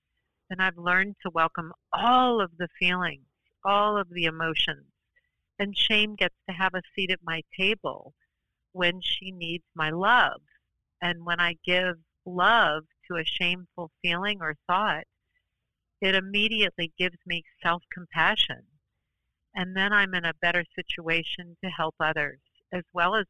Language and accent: English; New Orleans, Louisiana, United States; also born or lived in New York City; now in Portland, United States; I grew up in New Orleans, Louisiana